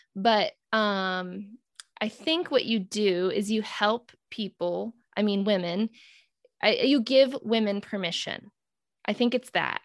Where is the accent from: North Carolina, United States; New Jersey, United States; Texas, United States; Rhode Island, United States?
Rhode Island, United States; North Kingstown; I'm from North Kingstown